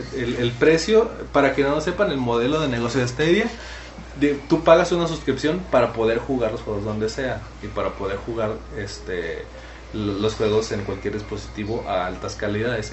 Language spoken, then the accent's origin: Spanish; Mexico